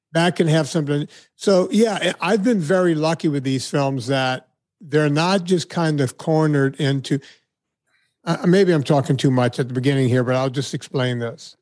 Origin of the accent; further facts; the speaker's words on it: Deep South, United States; moved away; my hometown, I was noted as one of the more notable people to come from this very small town in the Deep South